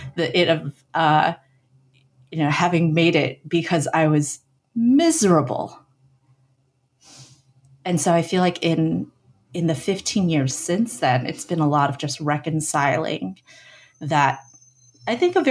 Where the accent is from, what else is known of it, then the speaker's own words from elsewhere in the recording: San Francisco Bay Area, California, United States; I grew up in the San Francisco Bay Area in a suburb largely populated by immigrant families.